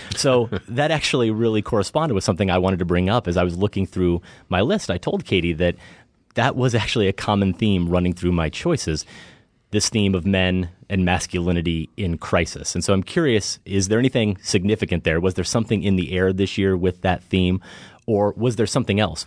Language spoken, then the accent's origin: English; Midwest, United States; humble kid growing up in the Midwest